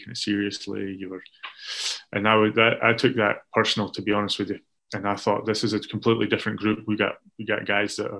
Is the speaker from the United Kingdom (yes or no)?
yes; Scotland, United Kingdom; for us as the Scottish players